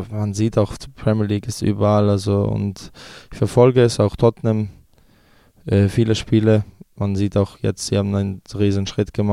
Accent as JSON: {"language": "German", "country": "Switzerland", "tie": "born or raised there", "said": "Also ich, fühl, ich habe mich schon immer als äh, Serbe gefühlt, ähm, ja, weil meine Eltern noch äh, von, da, von da sind. Ähm, aber bin auch der Schweiz sehr dankbar, dass ich äh, in dem Land aufwachsen durfte"}